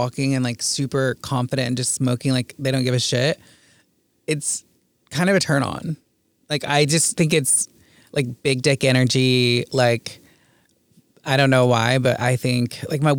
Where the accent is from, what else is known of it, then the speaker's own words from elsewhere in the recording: Indiana, United States; now in Los Angeles, United States; I grew up in the Midwest